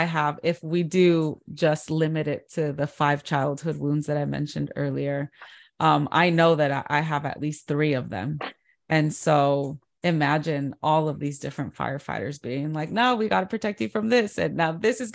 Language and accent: English; California, United States; I'm from California, so the beach is a huge part of my life